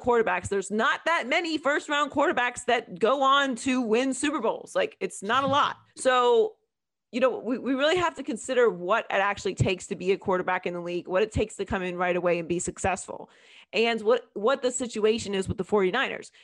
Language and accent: English; Pittsburgh, Pennsylvania, United States; I was born and raised in Pittsburgh, Pennsylvania